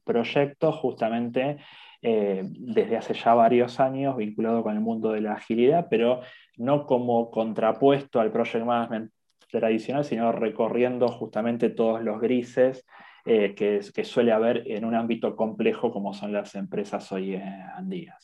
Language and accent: Spanish; Argentina; soy de Argentina